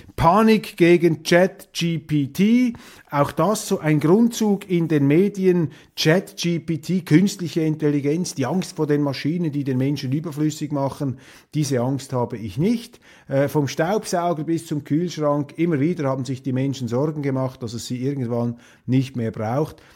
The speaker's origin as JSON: {"language": "German", "town": "Kloten", "region": "Zurich", "country": "Switzerland", "tie": "born or raised there", "said": "in Kloten in meiner alten Heimatgemeinde, in meiner Heimatstadt"}